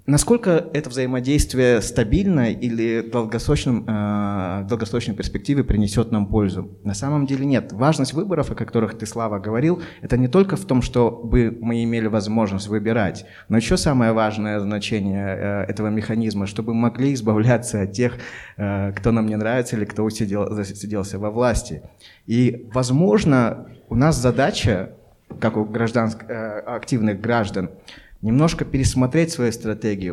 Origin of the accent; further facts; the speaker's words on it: Almaty, Kazakhstan; Я алматинец